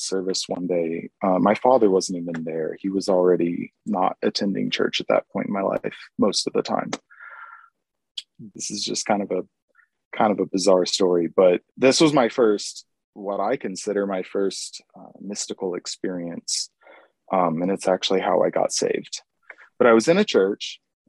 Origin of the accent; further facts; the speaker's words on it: Springfield, Missouri, United States; also born or lived in San Jose, California; I grew up in Missouri